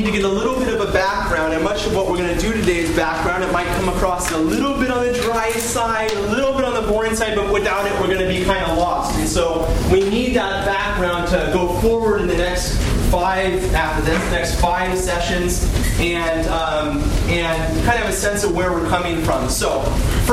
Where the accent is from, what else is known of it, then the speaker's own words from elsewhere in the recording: California, United States; I'm from California